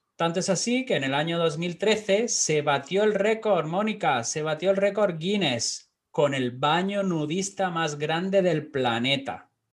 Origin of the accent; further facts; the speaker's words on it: Almería, Andalusia, Spain; yo soy de Almería, de Andalucía también